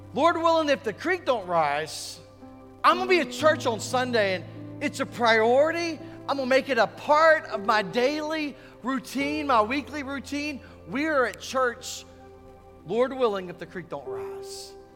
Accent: United States

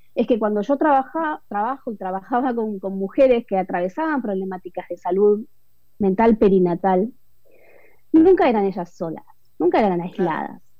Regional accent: Argentina; also born or lived in Buenos Aires; soy argentina, eh, vivo en Buenos Aires ahora, pero he vivido en diferentes ciudades de, nuestro país, de mi país

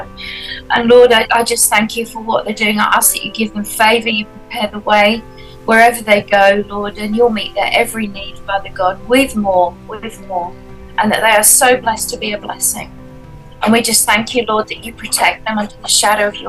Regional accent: Australia; I'm an Aussie. I'm in Australia

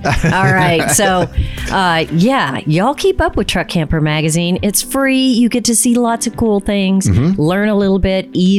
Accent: Houston, Texas, United States; first language English; I grew up in Houston

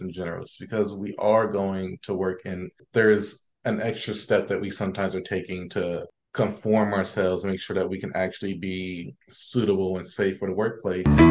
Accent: Columbus, Ohio, United States; I'm originally from Columbus, Ohio

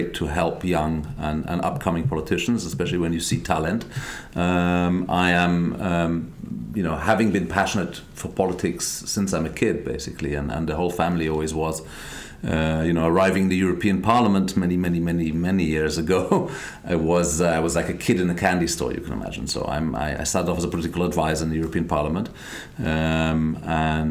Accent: Germany; also born or lived in London / Israel / Scotland / Iraq; I'm an Israeli Scotsman born in London who grew up in Germany

